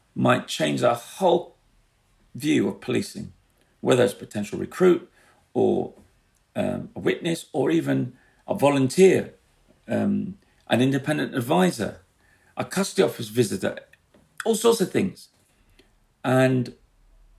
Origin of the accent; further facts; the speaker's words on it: London, United Kingdom; I grew up in the East End.